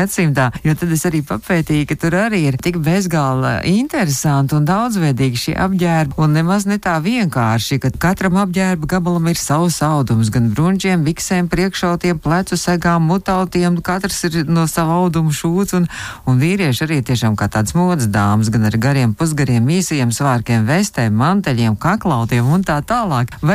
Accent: Latvia; kādu skaistumu augstošu un skaistumu mīlošu un čakli un ar mākslinieka dvēseli mēs esam latvieši.

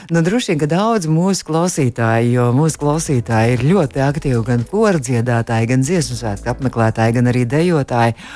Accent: Baldone, Ķekava Municipality, Latvia; es arī esmu no Baldonas.

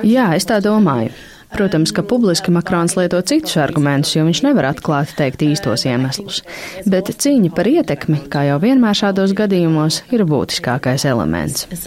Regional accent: Germany; now in Brussels, Belgium; Es nāku no Vācijas

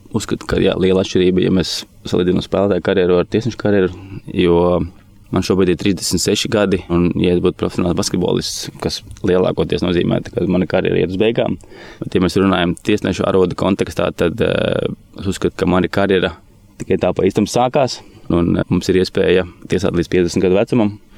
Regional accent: Olaine, Olaine Municipality, Latvia; also born or lived in Riga / Mārupe; Esmu no Rīgas, dzimis Rīgā. Varētu teikt, ka pirmos savus 15, 16 dzīves gadus eh, nodzīvoju Olainē

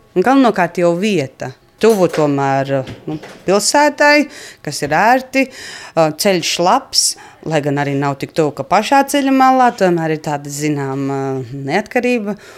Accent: Prauliena, Madona Municipality, Latvia; Es esmu dzimusi praulienā, Un tajā laikā mēs dzīvojām vēl centrā dzīvoklī, un kad man bija kādi septiņi gadi, tad vecāki pārcēlās uz lauku mājām. Tās ir diezgan netālu no šīm, seši kilometri. Un tad tur arī mēs uzaugām.

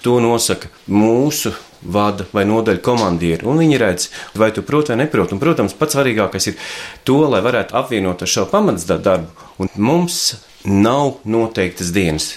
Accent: Latvia; mēs beidzot esam latvieši

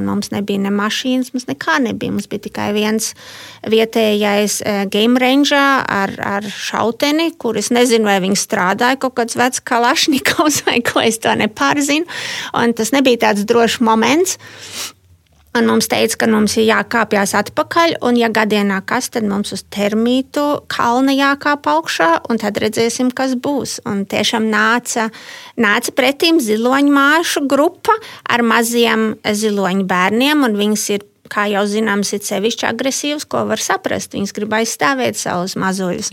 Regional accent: Latvia; moved away; also born or lived in Germany; Esmu daudz biežāk Latvijā, manā dzimtenē.

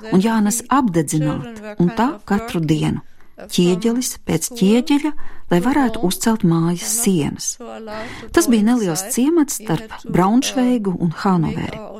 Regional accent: United Kingdom; born there; Es varu justies vairāk kā brits, jo esmu dzimis Lielbritānijā

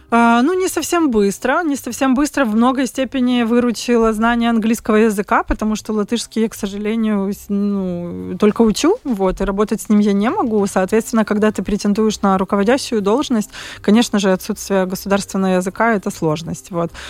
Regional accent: Kyiv, Ukraine; moved away as an adult; now in Riga, Latvia; я сама из Киева

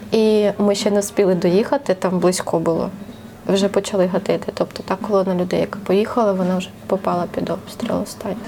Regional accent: Ukraine; moved away as an adult; повернутися додому. Там наші рідні, там ну, багатьох там залишились сім'ї. Це просто рідний рідний твій дім, де ти виріс.

